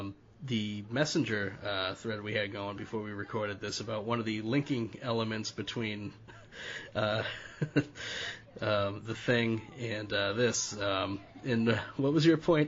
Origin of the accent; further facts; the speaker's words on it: Northeast, United States; I'm from the Northeast